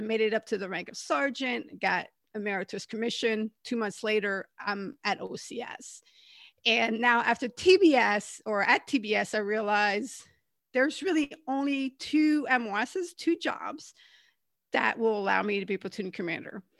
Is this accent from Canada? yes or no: yes; Canada; moved away; also born or lived in California; I'm originally from Canada